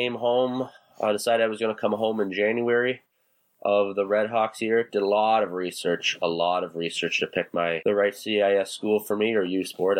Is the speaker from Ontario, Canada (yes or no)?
yes; Kitchener, Ontario, Canada; my hometown of Kitchener